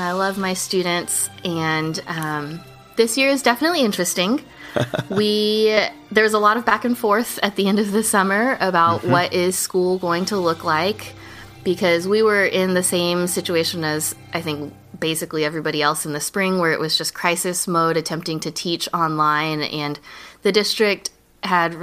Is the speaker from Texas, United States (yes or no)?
yes; Houston, Texas, United States; I am a Houston native, born and raised in Clear Lake